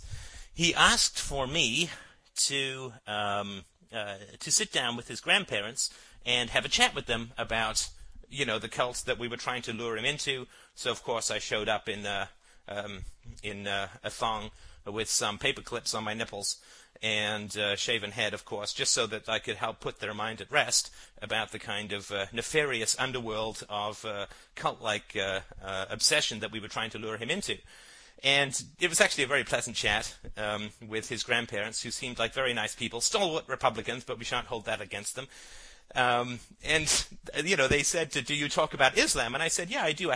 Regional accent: Ireland; I come from Ireland, and our lands were colonized by the British

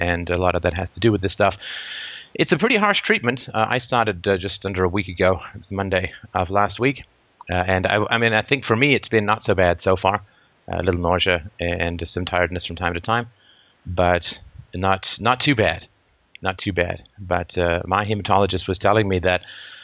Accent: England, United Kingdom; moved away; I grew up in England

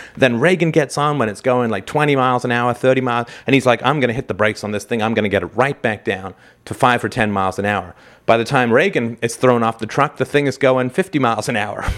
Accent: Canada; I'm a Canadian

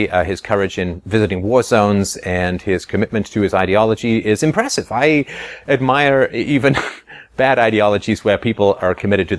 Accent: England, United Kingdom; Obviously, I grew up in England, and I went to boarding school for a while.

